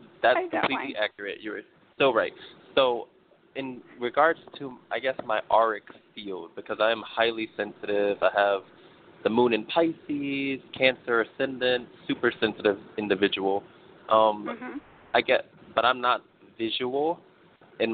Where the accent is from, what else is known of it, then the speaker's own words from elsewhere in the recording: New York, United States; I'm from New York